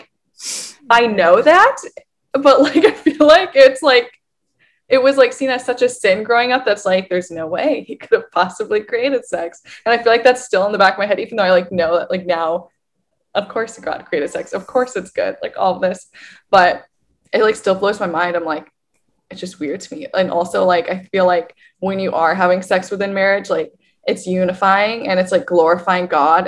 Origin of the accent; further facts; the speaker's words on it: Midwest, United States; growing up in the Midwest